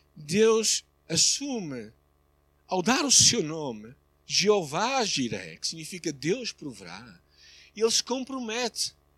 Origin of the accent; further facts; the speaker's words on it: Portugal; como português